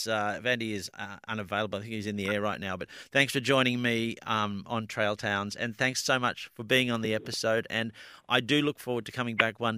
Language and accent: English; Greensborough, Victoria, Australia; I grew up in Greensboro